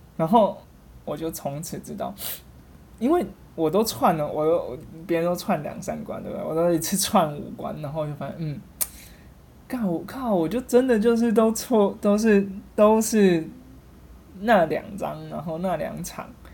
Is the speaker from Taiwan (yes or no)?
yes; Kaohsiung, Taiwan; also born or lived in Taipei; now in Taichung, Taiwan; 我是高雄人， 那在台北念书，来台中上班